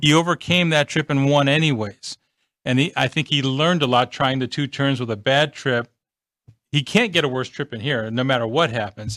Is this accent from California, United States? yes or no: yes; California, United States; I'm from California, and the Breeders' Cup is in my backyard